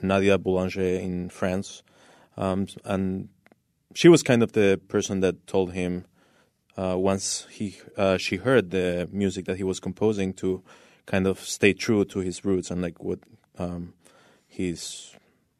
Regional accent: Argentina; moved away; I'm from Argentina originally

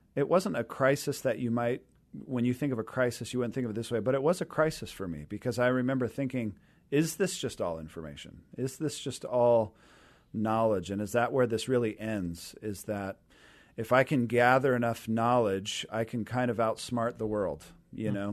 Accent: Renton, Washington, United States; also born or lived in Seattle; I grew up down in the Renton area and, uh, Renton Highlands, so kind of that East Renton corner there

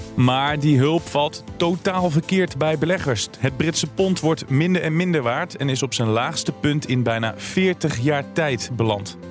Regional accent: Tiel, Gelderland, Netherlands; ik ben geboren in Tiel

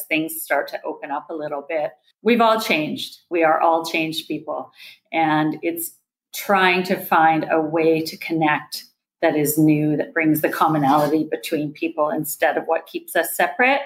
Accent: Nelson, British Columbia, Canada; moved away as an adult; also born or lived in Vancouver; my hometown. My hometown is 11,000 people. It's Nelson, BC in Canada

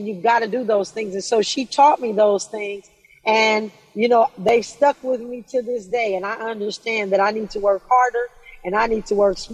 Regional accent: Los Angeles, California, United States; also born or lived in Inglewood, California; I was born in Inglewood. I was raised in Watts.

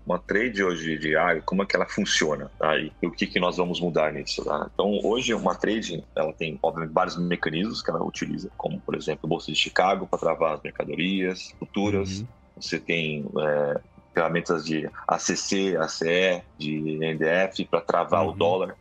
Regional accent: Porto Alegre, Rio Grande do Sul, Brazil; also born or lived in Santos / Spain; now in São Paulo, Brazil; Eu sou natural de Rio Grande do Sul, de Porto Alegre

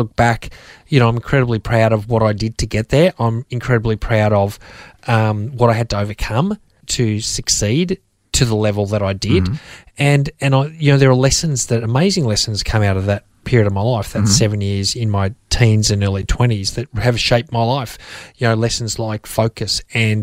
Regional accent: Melbourne, Victoria, Australia; I'm a Melbourne boy, so born and bred in Melbourne, Australia

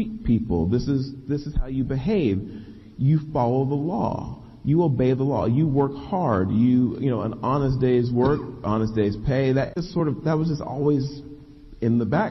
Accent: Dallas, Texas, United States; I was born in West Dallas, very poor community, to working class parents

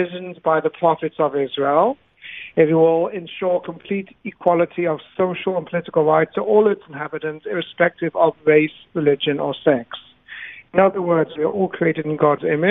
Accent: South Africa; moved away; I grew up in South Africa during the apartheid era.

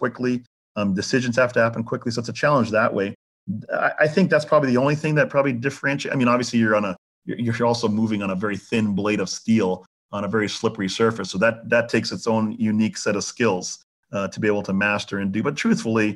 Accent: Canada; moved away; also born or lived in Jamaica / Florida; I was raised in Canada

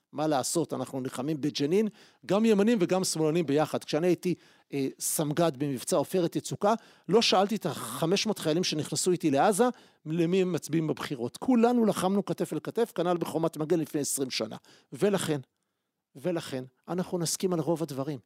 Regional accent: Israel; also born or lived in Jerusalem; אני גדלתי בציונות הדתית בחיפה ובירושלים הקלאסית

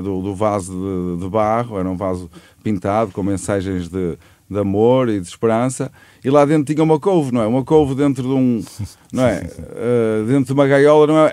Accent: Santa Maria de Lamas, Aveiro District, Portugal; somos orgulhosamente do Porto, Santa Maria de Lamas.

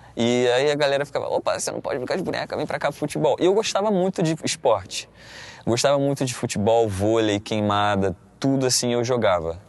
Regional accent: Paracambi, Rio de Janeiro, Brazil; Eu sou de Paracambi, Paracambi, uma cidade, a última cidade da Baixada Fluminense do Rio.

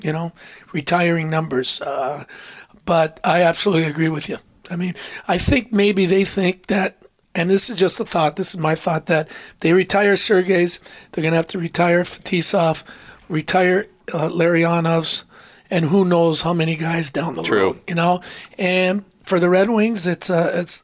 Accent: Windsor, Ontario, Canada; also born or lived in Edmonton / New York; now in Michigan, United States; originally I'm from Windsor, Ontario.

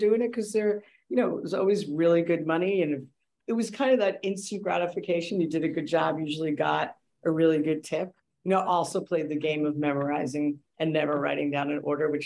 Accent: New York City, New York, United States; We grew up in the Bronx

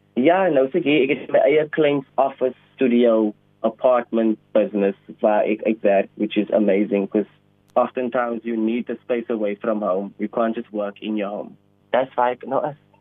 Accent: Cape Town, Western Cape, South Africa; Ek is oorspronklik van Elsloo se rivier te range opgegroei met 'n single parent

